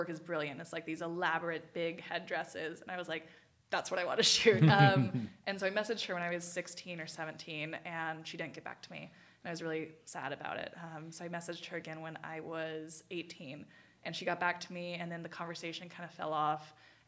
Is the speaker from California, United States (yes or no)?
yes; Chico, California, United States; also born or lived in Paradise, California; Came here when I was 3 years old to Paradise, California.